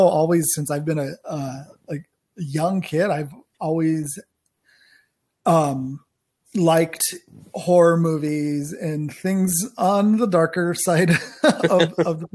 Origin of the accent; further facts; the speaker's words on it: New Mexico, United States; I am from New Mexico, New Mexico, as far as I know, my family was there when it was still part of old Mexico